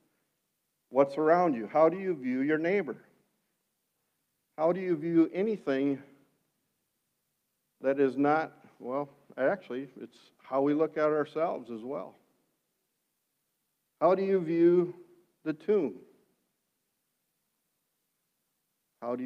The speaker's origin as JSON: {"language": "English", "area": "Sioux County", "region": "Iowa", "country": "United States", "tie": "born or raised there", "said": "white Dutch and growing up in Sioux County"}